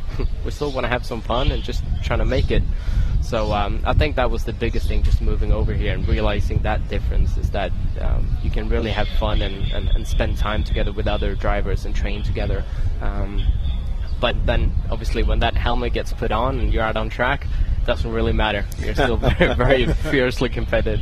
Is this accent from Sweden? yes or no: yes; Sweden; also born or lived in United Kingdom; now in United States; I grew up in Sweden